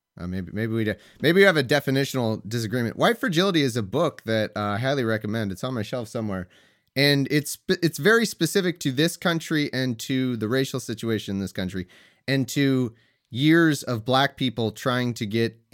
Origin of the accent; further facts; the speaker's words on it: United States; I'm speaking as an American